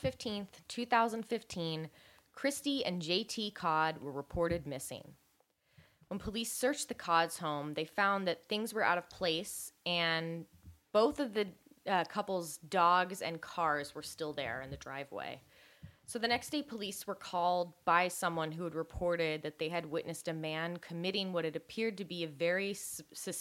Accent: Marin County, California, United States; my hometown of Marin County

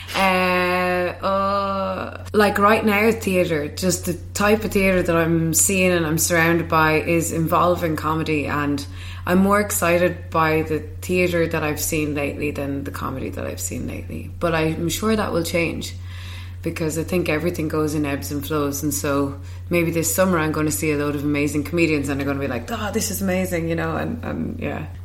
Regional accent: Kilkenny, Leinster, Ireland; moved away; my hometown in Kilkenny

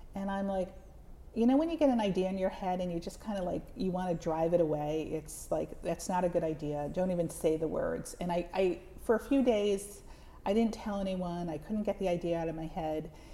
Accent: the Catskills, New York, United States; I grew up in the Catskills

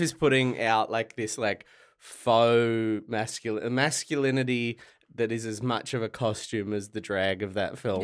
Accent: Latrobe Valley, Victoria, Australia; also born or lived in Ballarat; I grew up in the Latrobe Valley, so I only knew, like, country pubs

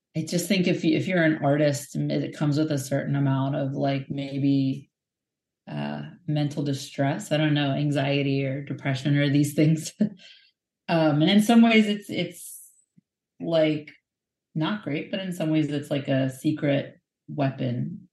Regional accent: United States; speaking as an American

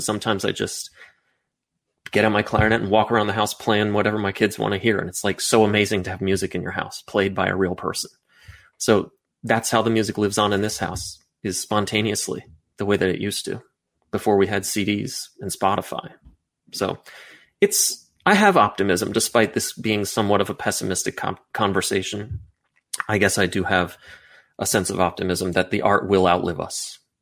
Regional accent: United States; me as an American guy who grew up in the suburbs going to the mall

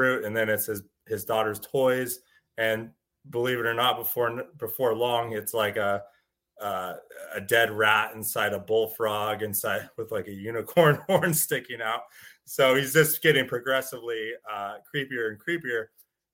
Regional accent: Northern California wine country, United States; I grew up in Northern California in the wine country

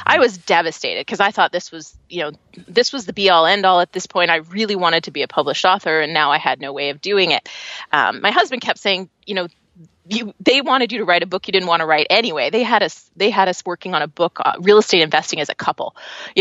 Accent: Canada; accent: Canadian; I'm Canadian, so you'll probably hear it when I say words like process and progress. Then you'll go, oh yeah, she's a Canadian.

